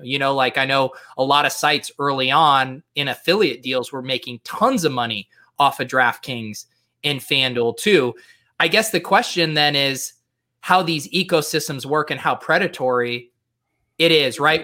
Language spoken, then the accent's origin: English; Colorado, United States; I grew up in Colorado